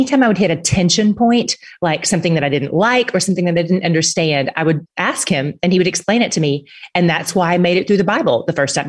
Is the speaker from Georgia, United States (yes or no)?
no; Tennessee, United States; now in Dallas, United States; I live in Dallas. I am from Tennessee, but I've been in Texas for a few years